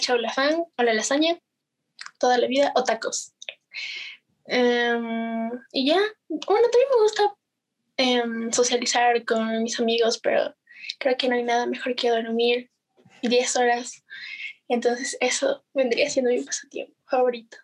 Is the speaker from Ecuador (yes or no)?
yes; Ibarra, Imbabura, Ecuador; soy de Ecuador, eh, de Ibarra especialmente. y ya, vivo en Ibarra.